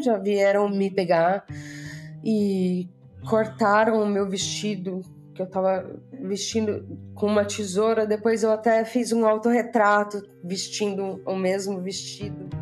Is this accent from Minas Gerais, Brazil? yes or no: no; Bauru, São Paulo, Brazil; moved away as an adult; also born or lived in London; now in Cyprus; eu sou natural da cidade de Bauru, no interior de São Paulo